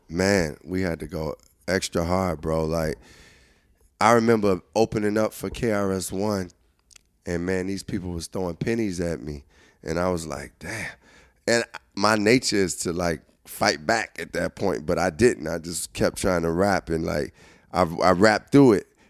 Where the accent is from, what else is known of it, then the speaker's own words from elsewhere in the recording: Chicago, Illinois, United States; I'm coming from Chicago